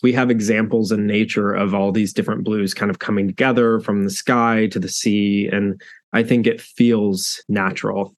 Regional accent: South Central Oklahoma, United States; I grew up in South Central Oklahoma

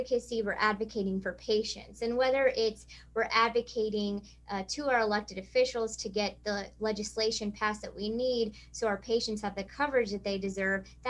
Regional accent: rural Missouri, United States; I grew up in rural Missouri

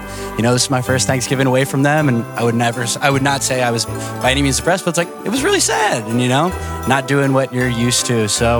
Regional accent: New Jersey, United States; moved away as an adult; now in San Diego, United States; I'm from New Jersey originally.

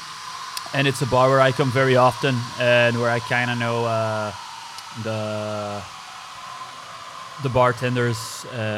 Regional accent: Brussels, Brussels-Capital Region, Belgium; English is a second language; growing up in Brussels

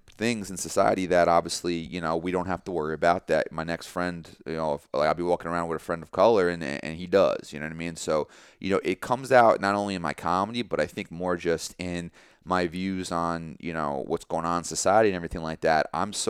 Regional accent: Long Valley, New Jersey, United States; just being surrounded by a culture that wasn't yours growing up in Long Valley, being surrounded by different types of people, different walks of life

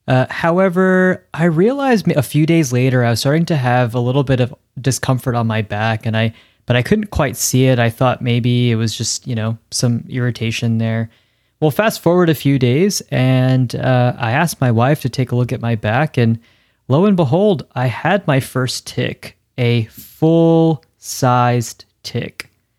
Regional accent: New Jersey, United States; moved away; I'm from New Jersey. Although I guess we have ticks there. But I also never really ventured outdoors when I lived up there

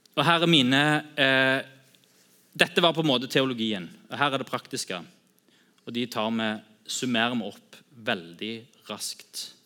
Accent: Sandnes, Rogaland, Norway; also born or lived in Bryne; jeg er oppvokst på Bryne og er Bryne-supporter. og alltid holdt med Bryne, de røde. Og så flytta til Sandnes når jeg var åtte

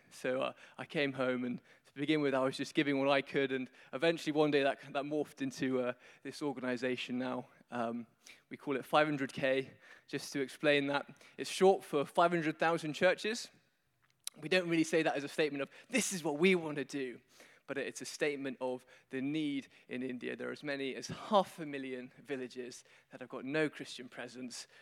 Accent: London, United Kingdom; accent: Queen's English; I'm from London, I speak the Queen's English

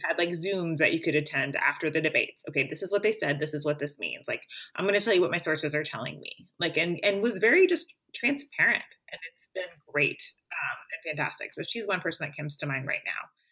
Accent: Springfield, Missouri, United States; my hometown of Springfield, Missouri

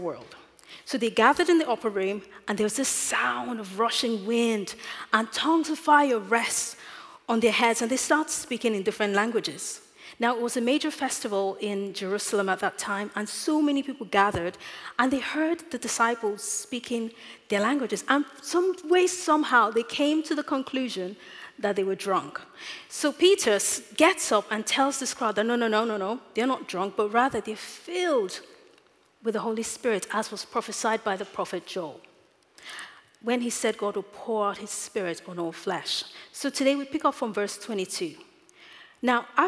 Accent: Nigeria; moved away; As a child growing up in Nigeria

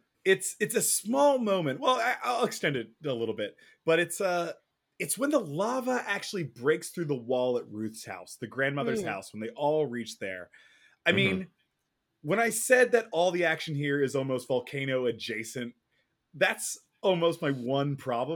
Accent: Pennsylvania, United States; now in Los Angeles, United States; while I didn't fear volcanoes growing up in Pennsylvania, now that I live in Los Angeles, an earthquake cracking these enormously high freeway bridges is a real fear of mine.

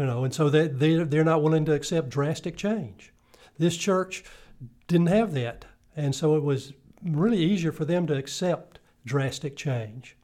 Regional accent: Greenville, South Carolina, United States; I'm originally from Greenville, South Carolina

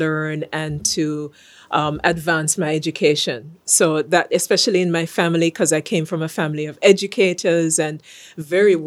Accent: Jamaica; I'm from Jamaica. For those who haven't picked the accent up

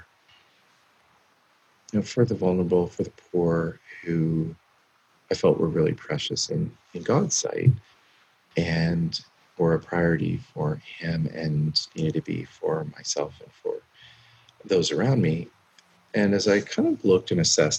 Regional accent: Canada; also born or lived in California / Minneapolis; born and raised in Canada

